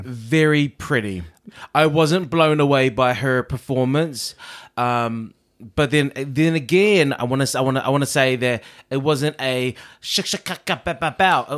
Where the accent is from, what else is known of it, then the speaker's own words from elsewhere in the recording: New Zealand; I am a Kiwi